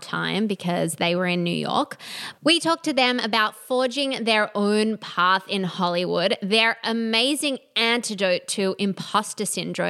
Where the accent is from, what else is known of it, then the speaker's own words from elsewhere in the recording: Australia; we're sisters, we're from Australia